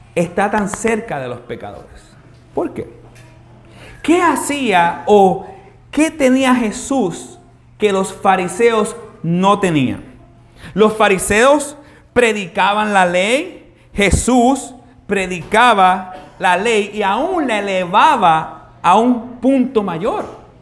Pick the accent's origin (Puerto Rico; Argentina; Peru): Puerto Rico; Carolina; nosotros los que nos criamos aquí en Carolina